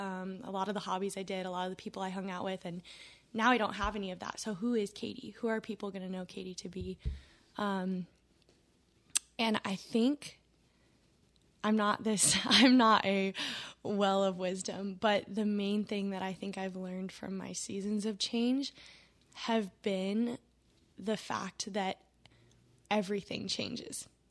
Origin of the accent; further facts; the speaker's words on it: West Coast, United States; moved away as an adult; now in Tennessee, United States; I'm from the West Coast, um, and now I'm in Tennessee.